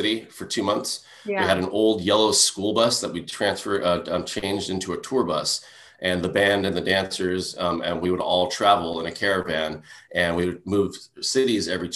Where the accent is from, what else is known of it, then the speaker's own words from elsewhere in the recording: Hauula, Hawaii, United States; moved away as an adult; also born or lived in Boise, Idaho / New York; I'm from Haula. Near the north shore of Oahu. And, you know, my life has been always back and forth between traveling and back to Haula.